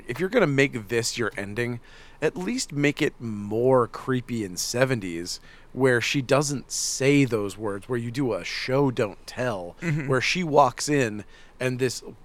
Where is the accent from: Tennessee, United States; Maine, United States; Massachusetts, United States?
Maine, United States; Northern; moved away; I'm from Northern Maine.